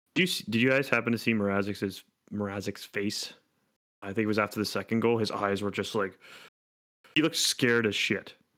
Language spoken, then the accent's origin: English; Hamilton, Ontario, Canada; it's in literally my hometown.